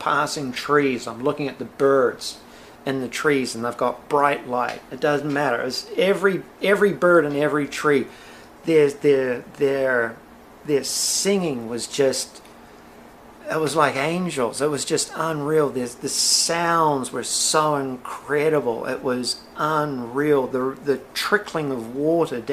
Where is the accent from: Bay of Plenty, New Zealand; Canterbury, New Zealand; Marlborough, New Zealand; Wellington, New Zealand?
Marlborough, New Zealand; Blenheim; I grew up in the Wairau Valley of Blenheim, New Zealand